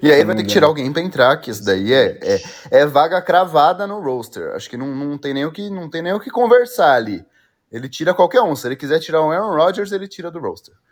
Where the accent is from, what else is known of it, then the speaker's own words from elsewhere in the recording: São Paulo, Brazil; sou de São Paulo, ali aí, na Vila Formosa, Tatuapé